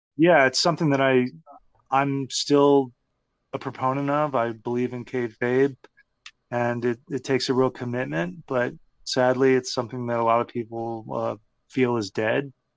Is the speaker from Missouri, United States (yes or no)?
no; Texas, United States; growing up in Texas